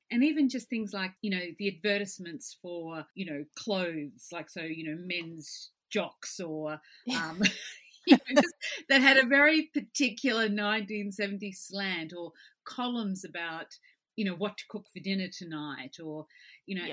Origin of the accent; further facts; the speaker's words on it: southeast Queensland, Australia; I was grew up in the southeast corner of the state.